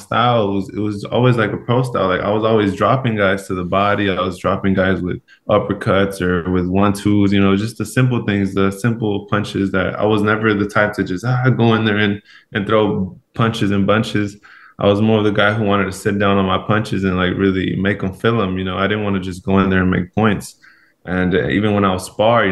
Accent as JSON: {"language": "English", "town": "Los Angeles", "region": "California", "country": "United States", "tie": "born or raised there", "moved": "as an adult", "lives_now": "Seattle, United States", "said": "I grew up in Los Angeles, California, and now I've moved to Seattle, Washington."}